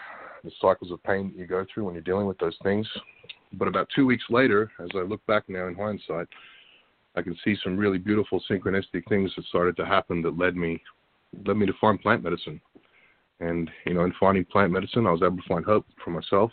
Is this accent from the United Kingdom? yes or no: no; Australia; moved away as an adult; also born or lived in Florida, United States / Washington, D.C. / Virginia; I moved back to Australia about the age of two or three, and lived there until I was 18